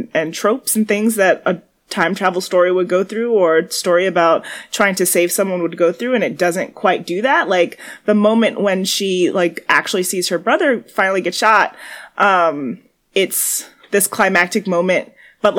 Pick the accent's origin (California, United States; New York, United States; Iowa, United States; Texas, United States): New York, United States; New York City; I'm a New Yorker